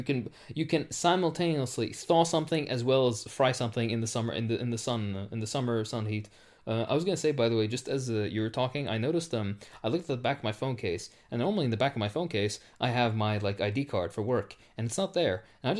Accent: Chattanooga, Tennessee, United States; the important point is that I am actually originally from Chattanooga. I am born and bred in Chattanooga.

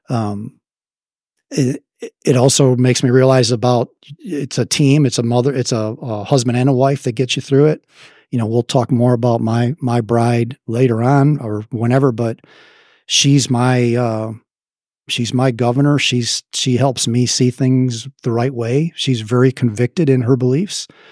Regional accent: Chicago, Illinois, United States; accent: Midwestern; moved away as an adult; now in Dallas, United States; South Side of Chicago

